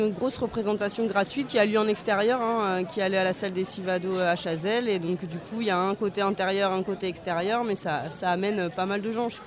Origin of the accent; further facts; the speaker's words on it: Bordeaux, Nouvelle-Aquitaine, France; Alors, moi, je suis éducatrice de jeunes enfants et je viens de Bordeaux.